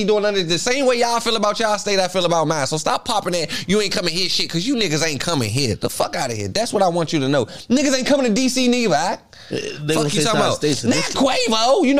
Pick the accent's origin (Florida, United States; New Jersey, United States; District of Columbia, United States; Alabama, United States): District of Columbia, United States; Washington; I'm from Washington, D.C.